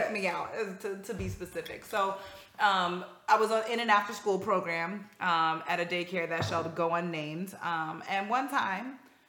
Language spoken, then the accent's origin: English; Northeast, United States; what I loved about growing up in the Northeast was just like how so many different cultures and backgrounds were coming together and living door to door, side by side